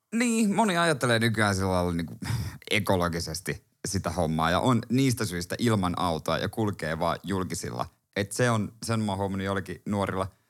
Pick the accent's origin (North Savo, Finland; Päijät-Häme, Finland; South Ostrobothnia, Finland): South Ostrobothnia, Finland; Seinäjoki; now in Helsinki, Finland; totta kai mä oon Seinäjoelta